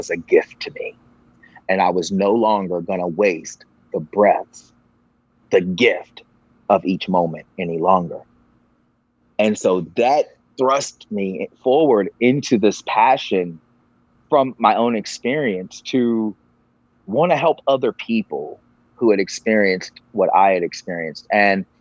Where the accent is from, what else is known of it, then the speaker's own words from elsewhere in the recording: Virginia, United States; I grew up in the Bible Belt of Virginia